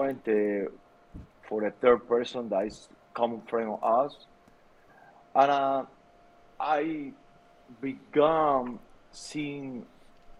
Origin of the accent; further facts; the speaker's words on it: Santa Clara, Villa Clara, Cuba; English is a second language; moved away as an adult; also born or lived in Miami; now in United States; I born and raised in Cuba, in the middle of the island. The name of the city is Santa Clara